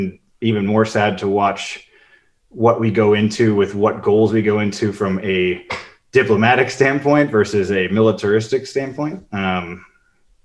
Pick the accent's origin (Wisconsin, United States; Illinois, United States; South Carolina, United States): Illinois, United States; Chicago; moved away; also born or lived in Cleveland; I grew up in Chicago